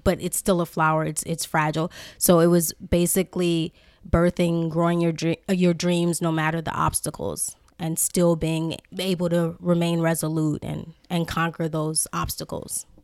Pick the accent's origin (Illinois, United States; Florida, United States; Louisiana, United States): Louisiana, United States; New Orleans; I'm from New Orleans